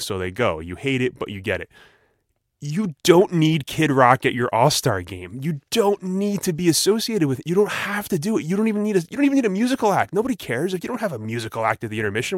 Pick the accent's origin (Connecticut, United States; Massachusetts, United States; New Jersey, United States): New Jersey, United States; I'm from Jersey